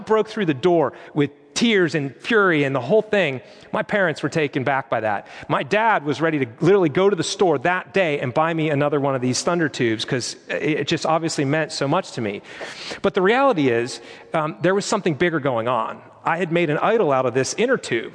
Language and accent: English; Western Pennsylvania, United States; Growing up in Western Pennsylvania in the winter, it's pretty bleak, gray skies, it's cold.